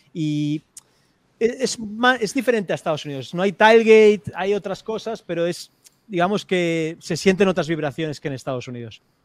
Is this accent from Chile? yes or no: no; Spain; soy de España